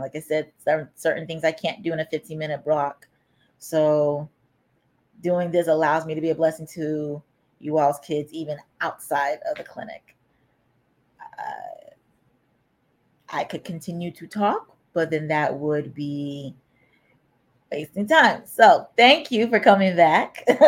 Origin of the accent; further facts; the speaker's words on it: United States; I was born and raised here in America